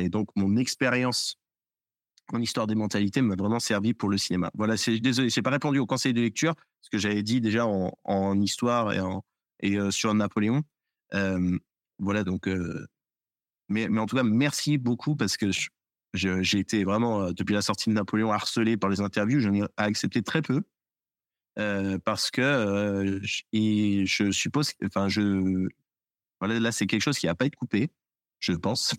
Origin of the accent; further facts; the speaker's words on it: France; en tant que Français, en tant qu'historien